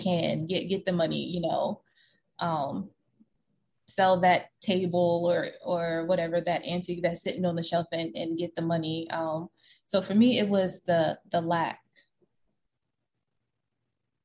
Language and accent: English; Baltimore County, Maryland, United States; the first 5 years of my life, I grew up in Baltimore City